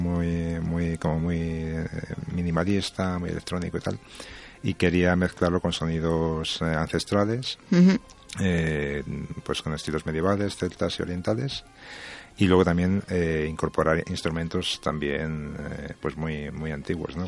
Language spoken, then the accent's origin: Spanish; Spain; creo que soy el primer español en ganarlo